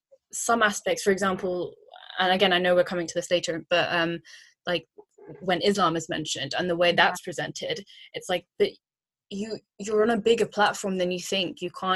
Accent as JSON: {"language": "English", "country": "United Kingdom", "tie": "born or raised there", "said": "growing up as like British born, but still Indian and Asian"}